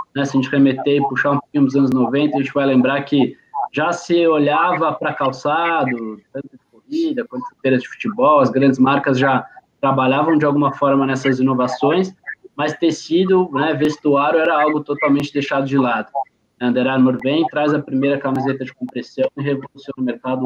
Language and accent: Portuguese; São Paulo, Brazil; minha família toda é, é de, de Pernambuco. Eu sou paulista ah, aqui, praticado em São Paulo